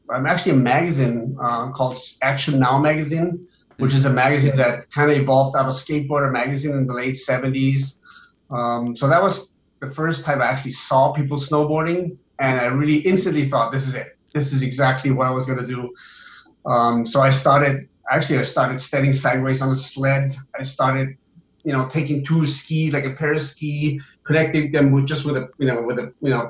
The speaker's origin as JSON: {"language": "English", "town": "Oberammergau", "region": "Bavaria", "country": "Germany", "tie": "born or raised there", "said": "I grew up in Oberammergau, Germany, which is in Bavaria, south of Munich"}